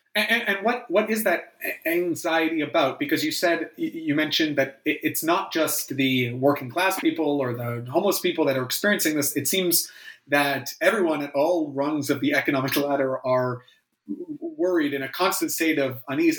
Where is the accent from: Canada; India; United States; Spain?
Canada; especially as a Canadian